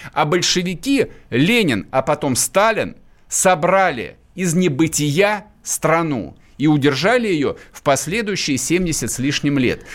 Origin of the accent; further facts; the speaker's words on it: Vladimir Oblast, Russia; Я вырос во Владимирской области